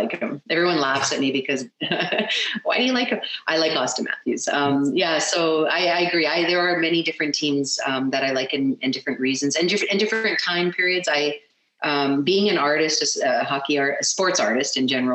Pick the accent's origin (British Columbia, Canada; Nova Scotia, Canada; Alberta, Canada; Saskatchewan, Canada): Alberta, Canada; Edmonton; I was born and raised in Edmonton